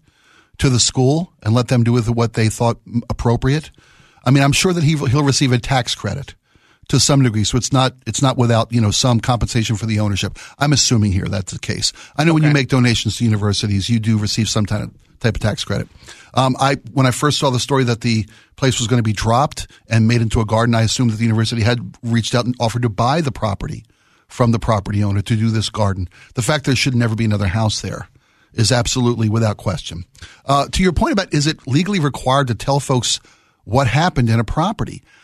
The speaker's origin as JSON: {"language": "English", "town": "Baltimore", "region": "Maryland", "country": "United States", "tie": "born or raised there", "said": "I was born and raised in Baltimore, Maryland"}